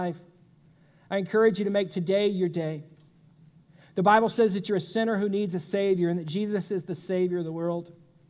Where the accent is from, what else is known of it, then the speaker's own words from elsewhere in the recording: United States; As an American